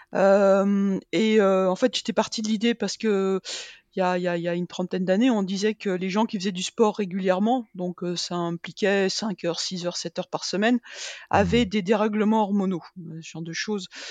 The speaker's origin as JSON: {"language": "French", "town": "Rennes", "region": "Brittany", "country": "France", "moved": "yes", "lives_now": "Clermont-Ferrand, France", "said": "je suis bretonne"}